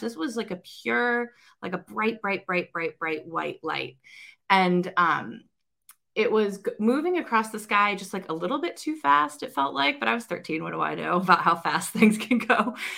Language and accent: English; Ohio, United States; I'm an Ohioan